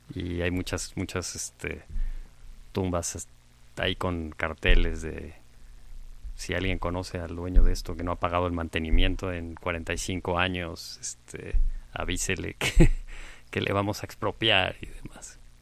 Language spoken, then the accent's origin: Spanish; Mexico; todos sabemos que somos mexicanos, porque está en nuestra acta de nacimiento, no sé, por haber nacido en este territorio